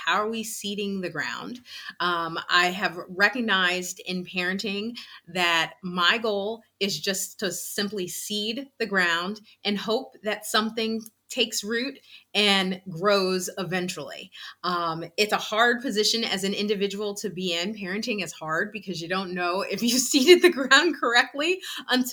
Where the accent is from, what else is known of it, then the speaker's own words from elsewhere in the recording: East Coast, United States; we're from the East Coast